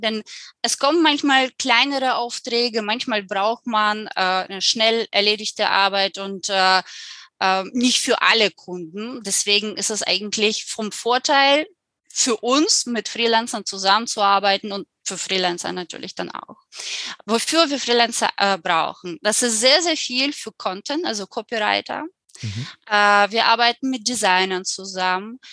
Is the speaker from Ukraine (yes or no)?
yes; Ukraine; German is a second language; moved away as an adult; also born or lived in Germany; now in Spain; komme ich aus der Ukraine. Und als ich 19 Jahre alt war, habe ich mich entschieden, nach zwei Jahren Studiums für ein Jahr nach Deutschland zu gehen